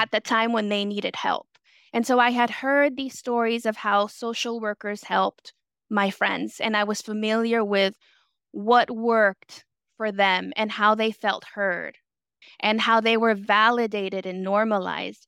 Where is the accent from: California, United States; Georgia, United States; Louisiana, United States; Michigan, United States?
California, United States; San Francisco; also born or lived in El Salvador / Ingleside, San Francisco; raised in the Mission District. I was a child immigrant